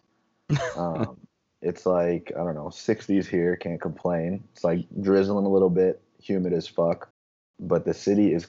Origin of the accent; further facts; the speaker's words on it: Tinley Park, Illinois, United States; I grew up in Tinley Park, just south of the city.